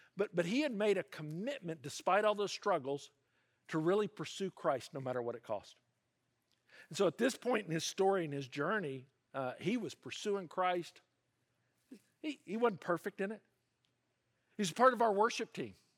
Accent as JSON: {"language": "English", "region": "the South", "country": "United States", "tie": "born or raised there", "moved": "yes", "lives_now": "California, United States", "said": "I grew up in the South, and, uh, that part of the United States, there's a name for it. They call it the Bible Belt"}